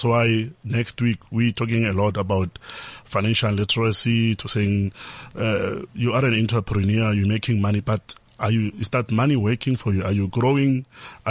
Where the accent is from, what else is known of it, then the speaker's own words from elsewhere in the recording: Limpopo, South Africa; now in Johannesburg, South Africa; growing up in Limpopo really made me who I am today